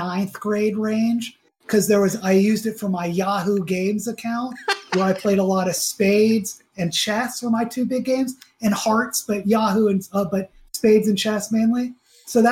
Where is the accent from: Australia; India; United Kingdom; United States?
United States; Atlanta, Georgia; I grew up in Atlanta